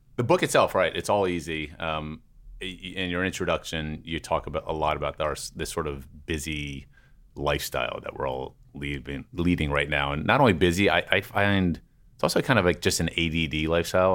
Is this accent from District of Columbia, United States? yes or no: yes; Washington, District of Columbia, United States; I grew up with Popeyes in Washington D.C.